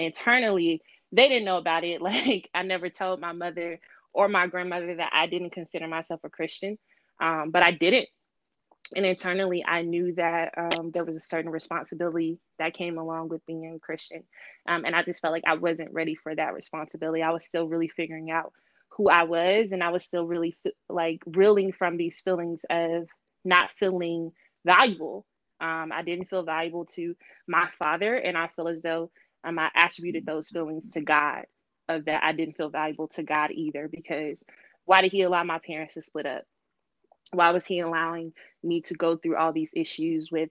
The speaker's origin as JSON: {"language": "English", "region": "Mississippi", "country": "United States", "moved": "as an adult", "lives_now": "Washington, D.C., United States", "said": "I'm from Mississippi, or as we say, Mississippi, from the South"}